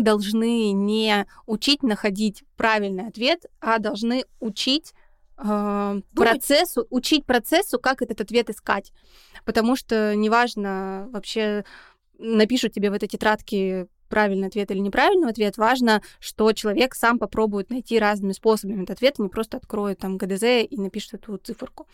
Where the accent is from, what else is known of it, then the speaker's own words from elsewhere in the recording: Saint Petersburg, Russia; мы из Санкт-Петербурга